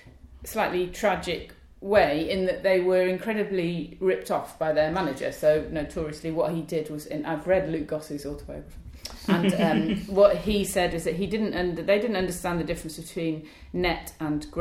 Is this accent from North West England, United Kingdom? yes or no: yes; Wilmslow, North West England, United Kingdom; moved away; I came from Wilmslow, which is outside Manchester, I was like the Manchester correspondent